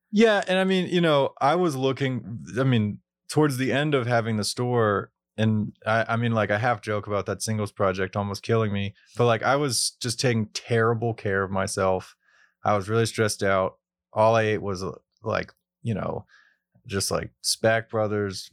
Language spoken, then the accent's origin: English; Pittsburgh, Pennsylvania, United States; growing up in Pittsburgh